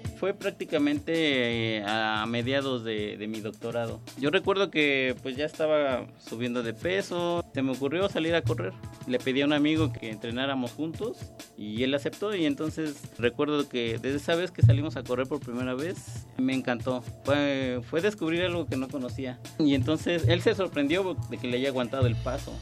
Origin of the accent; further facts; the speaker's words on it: Mexico City, Mexico; Yo nací en la Ciudad de México el 15 de mayo de 1985